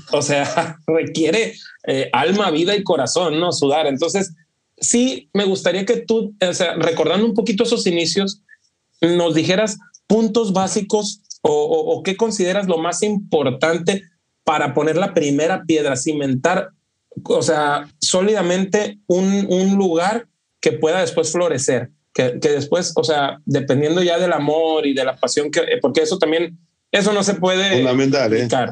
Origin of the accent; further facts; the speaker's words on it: Culiacán, Sinaloa, Mexico; now in Los Angeles, United States; vivo, radico en Los Ángeles y soy de acá de México, ¿no? De, la zona noroeste de México, que es Sinaloa, la provincia de Sinaloa, Culiacán